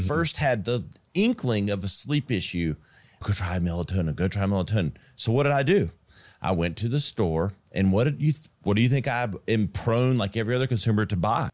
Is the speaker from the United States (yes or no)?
yes; Greenville, South Carolina, United States; my hometown where we're at, where we shoot this in Greenville, South Carolina